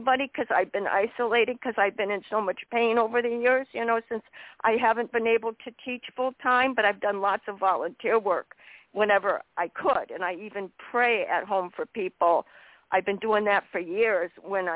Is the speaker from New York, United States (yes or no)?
no; Hadley, Massachusetts, United States; moved away; I grew up in Hadley, Massachusetts.